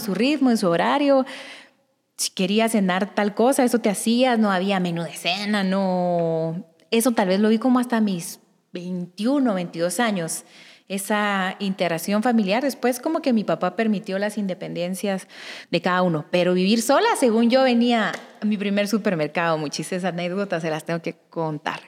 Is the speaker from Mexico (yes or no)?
no; Guatemala; moved away as an adult; also born or lived in Guatemala City; soy del interior de Guatemala y esa es la razón por la que salí de mi casa